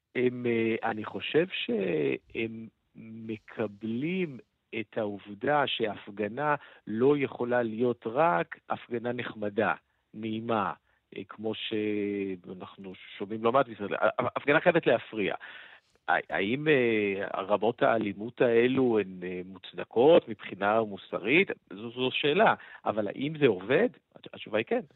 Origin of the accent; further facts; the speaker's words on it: France; moved away; אני גדלתי ב... בעיר פרברים כזאת